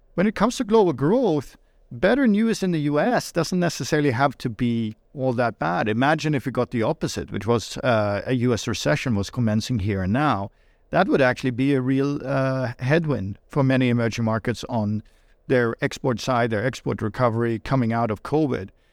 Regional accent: Sweden; moved away; I was born and raised in Sweden

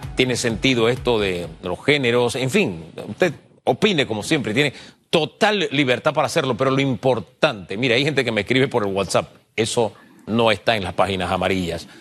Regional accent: Panama; como panameño

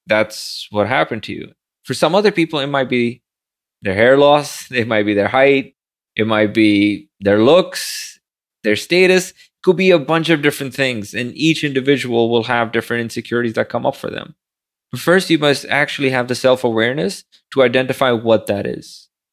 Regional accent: Pakistan; moved away as an adult; now in New York City, United States; barely passed high school growing up in Pakistan

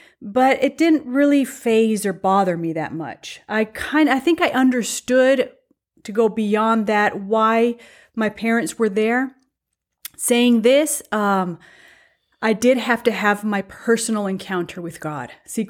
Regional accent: Mexico; first language Spanish; English is a second language; So I was born in Mexico. I have a Mexican citizenship, even though I don't look very Mexican or I don't have Mexican blood flowing through my veins. My first culture, my first language, everything was Spanish, Mexican.

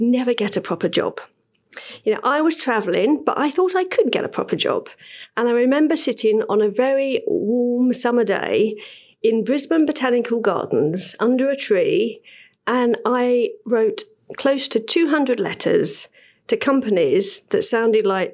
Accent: London, United Kingdom; I was born in Bow, and I remember I had a brilliant childhood

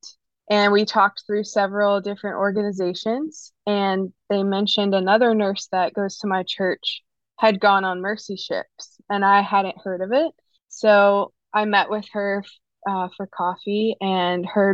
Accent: the Bible Belt, United States; now in Raleigh, United States; I grew up in the Bible Belt

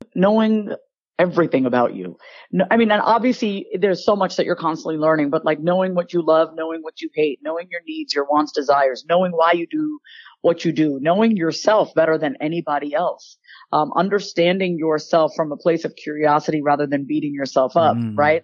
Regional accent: Long Island, New York, United States; accent: Long Island; now in Austin, United States; I grew up on Long Island, New York

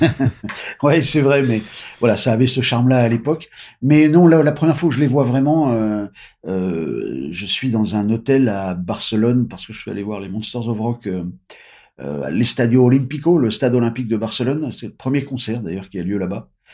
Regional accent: France; nous on est des Français

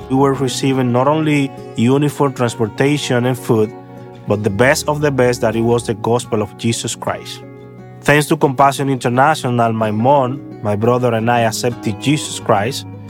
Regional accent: Santo Domingo, Dominican Republic; I am from the Dominican Republic and I grew up in a lousy neighborhood in Santo Domingo

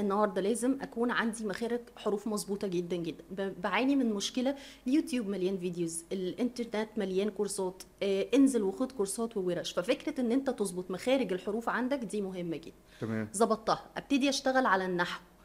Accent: Egypt; احنا مصريين وعرب

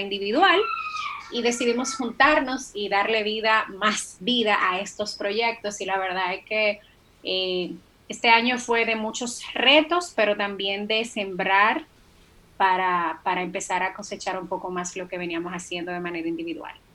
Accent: Dominican Republic; soy una dominicana que, la verdad, se siente muy orgullosa de la tierra en que nació

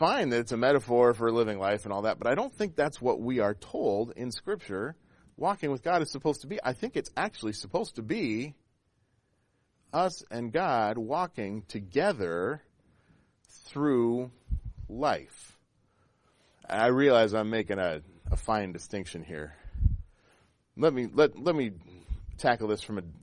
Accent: Pacific Northwest, Washington, United States; I grew up in the Pacific Northwest, and as a child, in the time that I was a child there, camping was like the state religion. It really was. If you weren't out 2 or 3 weekends a month, you weren't really a Washingtonian

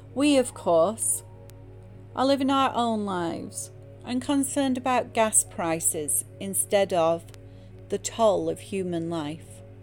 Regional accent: England, United Kingdom; now in United States; growing up in England in a Church of England school

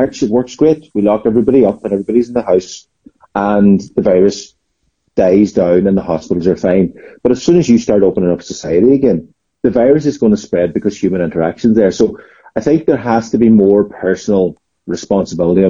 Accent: Glenties, Ulster, Ireland; now in Letterkenny, Ireland; I'm from Glenties, but living in Letterkenny

